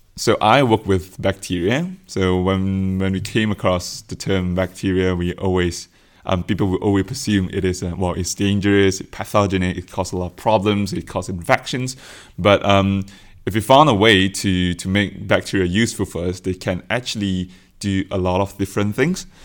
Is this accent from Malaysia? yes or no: yes; Malaysia; moved away as an adult; now in Oxford, United Kingdom; I come from Malaysia.